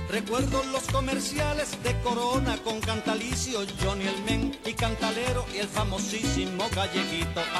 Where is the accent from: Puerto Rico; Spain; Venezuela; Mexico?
Puerto Rico; Es que yo soy boricua puertorriqueño